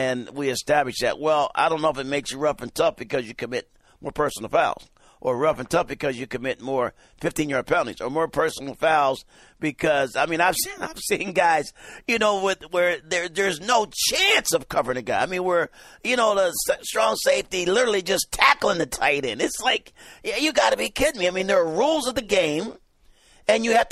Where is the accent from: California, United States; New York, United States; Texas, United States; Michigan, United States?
California, United States; San Diego; San Diego, that's my hometown